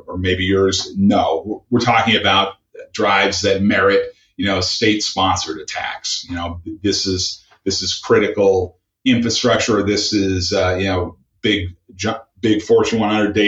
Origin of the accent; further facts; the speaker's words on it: the Northwest, Pacific Northwest, United States; I grew up in the Northwest. My father was a Microsoft employee.